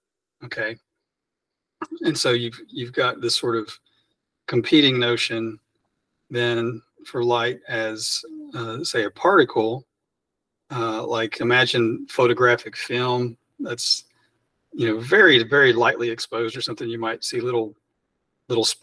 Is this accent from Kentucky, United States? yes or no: yes; Western Kentucky, United States; moved away as an adult; also born or lived in Florida / Indiana; now in Jackson, United States; I am originally from Kentucky, from Western Kentucky